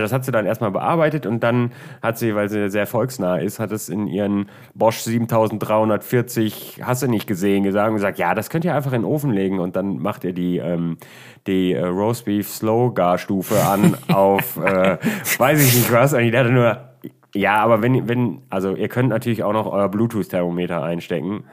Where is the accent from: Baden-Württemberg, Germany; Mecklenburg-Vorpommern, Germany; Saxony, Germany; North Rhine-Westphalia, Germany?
North Rhine-Westphalia, Germany; Düsseldorf; bei uns in Düsseldorf